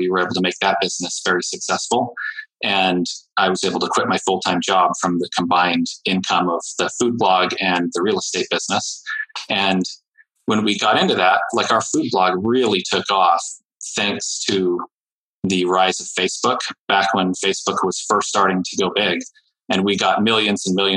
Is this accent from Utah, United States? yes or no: yes; Utah, United States; my home state in Utah